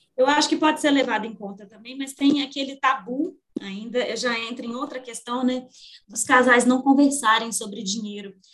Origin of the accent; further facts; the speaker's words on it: Minas Gerais, Brazil; Como uma boa mineira